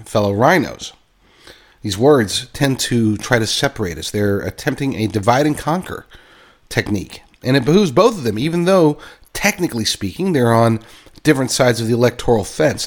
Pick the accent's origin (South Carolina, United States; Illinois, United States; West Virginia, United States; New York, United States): West Virginia, United States; I grew up in West Virginia, love West Virginia